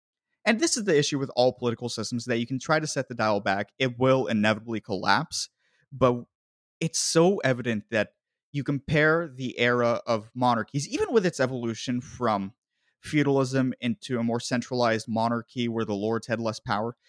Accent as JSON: {"language": "English", "country": "United States", "said": "as an American, I am a Euromutt."}